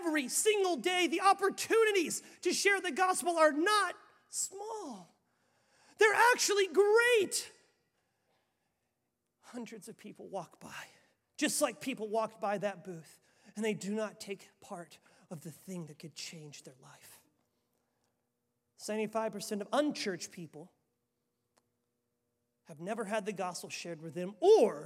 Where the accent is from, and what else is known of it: Waupaca, Wisconsin, United States; born or raised there